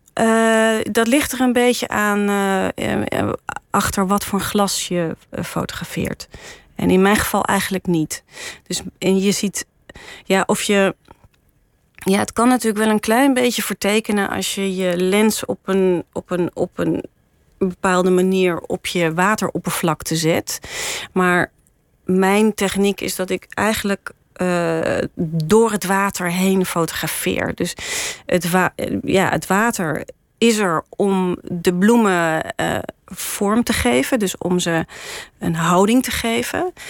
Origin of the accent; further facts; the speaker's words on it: Ermelo, Gelderland, Netherlands; now in Amsterdam, Netherlands; ik ben opgegroeid in Ermelo in de in, in een heel mooi vrijstaand huis